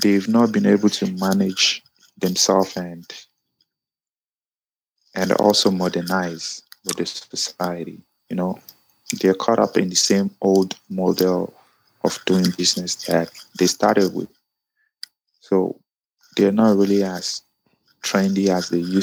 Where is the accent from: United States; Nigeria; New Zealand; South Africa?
Nigeria; Edo; moved away; I grew up in Edo State